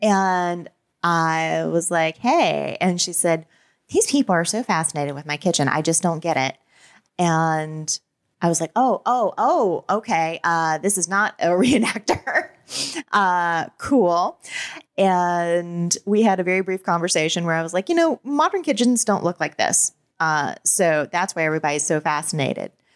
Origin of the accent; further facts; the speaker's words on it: the South, United States; I grew up in the South during the Satanic Panic.